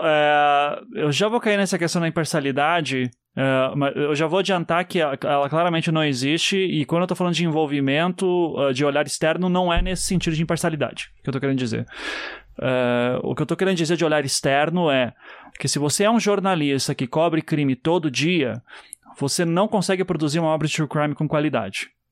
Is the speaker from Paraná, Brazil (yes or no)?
yes; Curitiba, Paraná, Brazil; Eu sou de Curitiba.